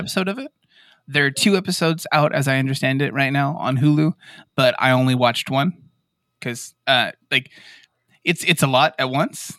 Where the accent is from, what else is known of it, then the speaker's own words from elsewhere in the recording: Yuma, Arizona, United States; all of us we're from Yuma, Arizona, which is right there by the reservation